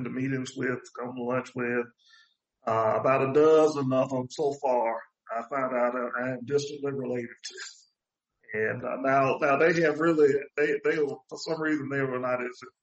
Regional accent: Birmingham, Alabama, United States; moved away as an adult; my family moved to this community I grew up in Birmingham in 64.

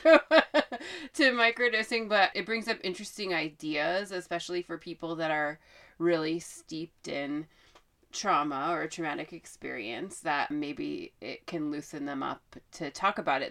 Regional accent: Oregon, United States; I am from Oregon.

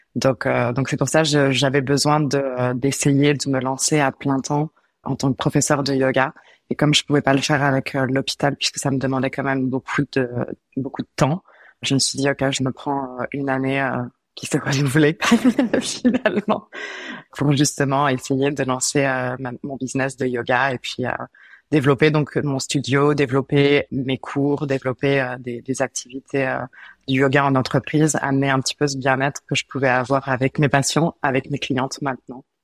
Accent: France; moved away as an adult; now in Montreal, Canada; je viens de la même région que Charlène en France. Ça fait 5 ans que je suis ici

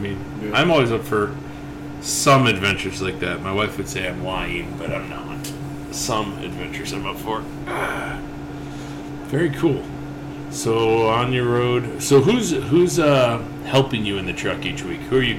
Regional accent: Buffalo, New York, United States; now in Bloomington, United States; I'm from Buffalo, New York, originally.

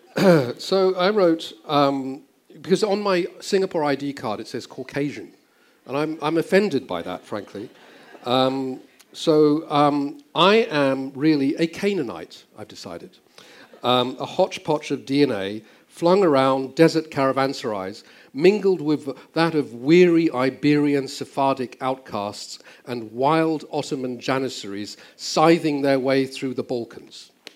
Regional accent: England, United Kingdom; moved away as an adult; also born or lived in Southeast Asia; I grew up in England

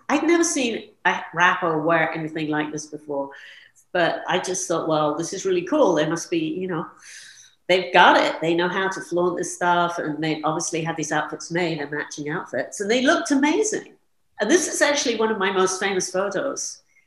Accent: London, United Kingdom; moved away as an adult; also born or lived in New York City; I was born in London and I grew up there

